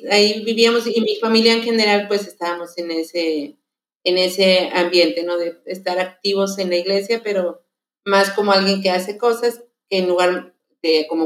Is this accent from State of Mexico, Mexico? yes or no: yes; Tulpetlac, State of Mexico, Mexico; born there; o sea, yo nací en el Estado de México, no porque, ya, no porque sea muy grande, que quede claro, sino que el lugar ya no existe porque la ciudad creció